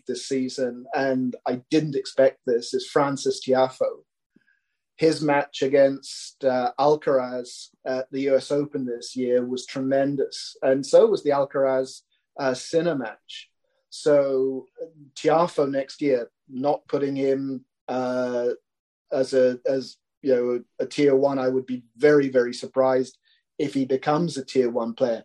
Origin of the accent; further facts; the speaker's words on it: United Kingdom; as a Brit